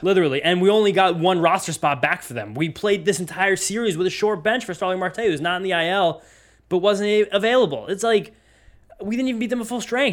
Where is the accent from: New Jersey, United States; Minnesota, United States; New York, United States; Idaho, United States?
New Jersey, United States; also born or lived in Columbus; now in Brooklyn, United States; we grew up in Jersey, big diner state